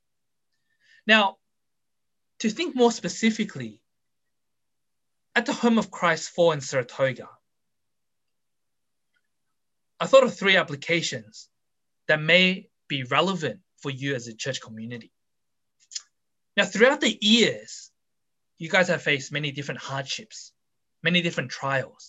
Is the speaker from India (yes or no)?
no; Australia; I was brought up in Australia